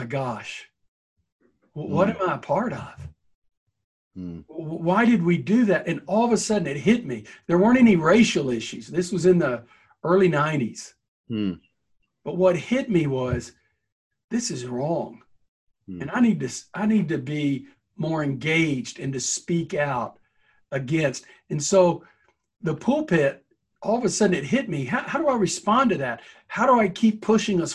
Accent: the South, United States; I'm a Southerner

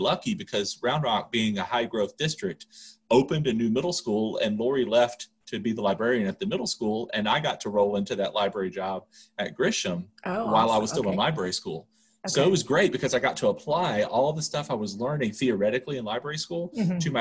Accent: Louisiana, United States; moved away as an adult; also born or lived in Texas; now in Denver, United States; I grew up in Louisiana

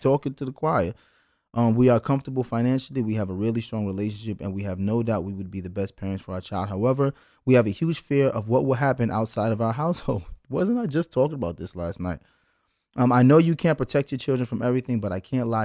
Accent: New York City, New York, United States; growing up in Brooklyn, someone may rob your sneakers

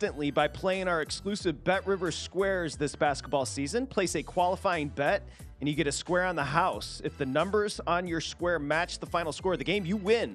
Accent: Michigan, United States; I'm from Michigan

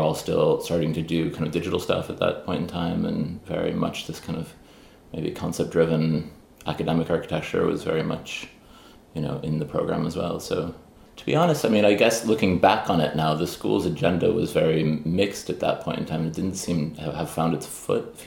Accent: Chicago, Illinois, United States; also born or lived in Pittsburgh; now in Ireland; born in Pittsburgh and then grew up mainly in Chicago

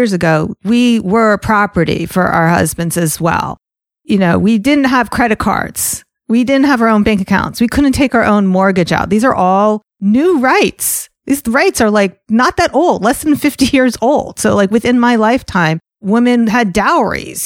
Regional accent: New Jersey, United States; accent: New York; also born or lived in Atlanta, Georgia; When I lived in Atlanta, I said y'all. And then I moved from Atlanta to New Jersey right around middle school.

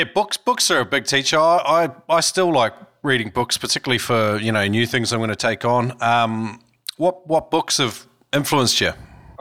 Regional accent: Taranaki, New Zealand; now in Australia; I grew up in Taranaki

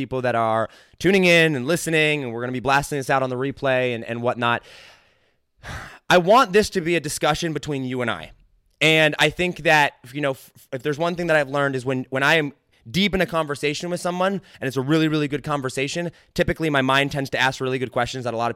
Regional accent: United States; I'm about as American as they come.

